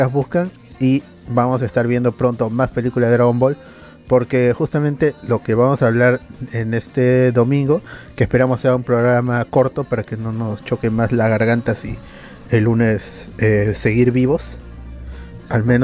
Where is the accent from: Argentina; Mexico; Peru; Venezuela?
Peru; Lima; Con la justa somos limeños. La mayoría con la justa es limeña.